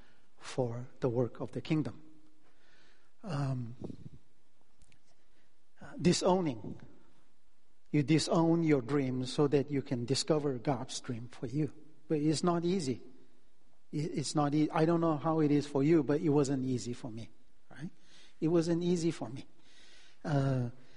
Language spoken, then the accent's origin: English; Delhi, India; moved away as an adult; now in California, United States; I grew up in Delhi. It's a city, 20 million people.